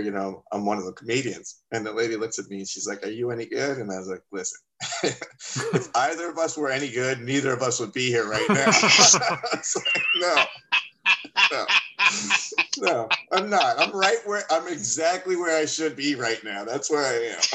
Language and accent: English; Miami, Florida, United States; I am from Miami